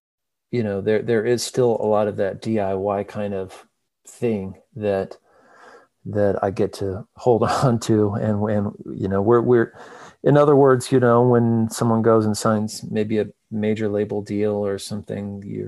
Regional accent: rural Missouri, United States; moved away as an adult; now in Nashville, United States; Yeah, rural Missouri, sort of just the middle of really of nowhere, middle of the country. And my grandfather's a farmer, and we lived, you know, the closest town, like where I went to school, was population

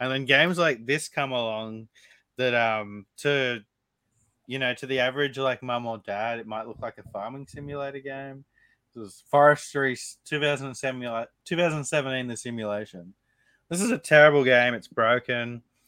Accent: Canada; I'm Canadian.

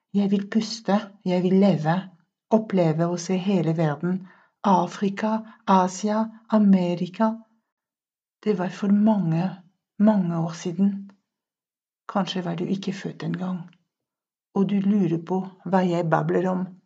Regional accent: France; Norwegian is a second language; moved away as an adult; now in Norway; min familie, fra mitt morsmål, fra mitt fjellområde Pyreneene, fra luse i Sørvest-Frankrike

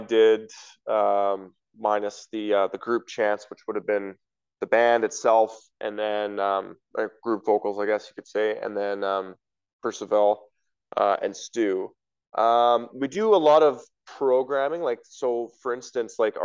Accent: Winnipeg, Manitoba, Canada; moved away; also born or lived in Western Canada; I'm originally from Winnipeg

